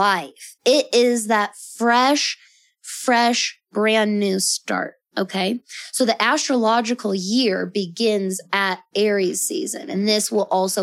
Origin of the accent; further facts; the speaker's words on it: Colorado, United States; I was born on October 30th, in Colorado